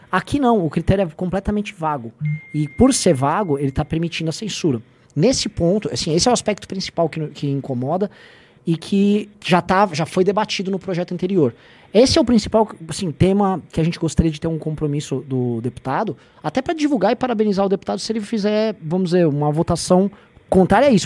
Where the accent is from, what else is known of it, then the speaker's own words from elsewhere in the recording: São Paulo, Brazil; Eu sou de São Paulo